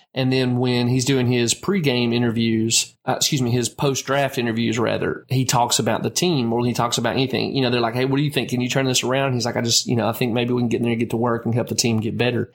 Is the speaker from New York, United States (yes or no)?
no; Tennessee, United States; the University of Tennessee in my home state